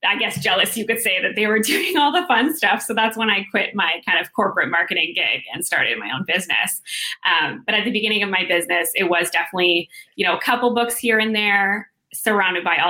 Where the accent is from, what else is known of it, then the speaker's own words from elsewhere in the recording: Toronto, Ontario, Canada; moved away as an adult; now in Vancouver, Canada; I'm from Toronto and I moved out to Vancouver 3 years ago